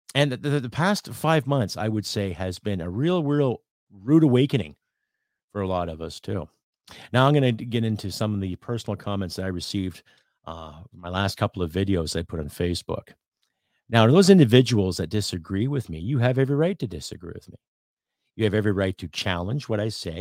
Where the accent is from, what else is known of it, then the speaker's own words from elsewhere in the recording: Canada; I'm a Canadian